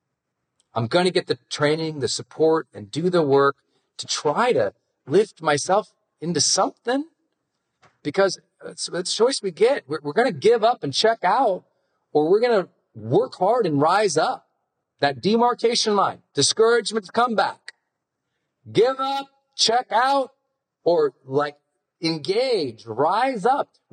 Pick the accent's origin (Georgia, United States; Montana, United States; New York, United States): Montana, United States; I'm from Montana